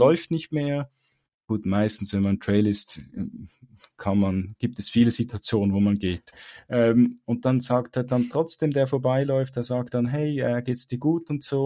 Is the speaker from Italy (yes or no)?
no; Switzerland; bei uns in der Schweiz